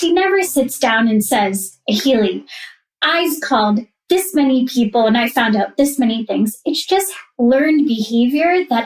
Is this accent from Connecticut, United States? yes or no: yes; Simsbury, Connecticut, United States; I grew up in Simsbury, Connecticut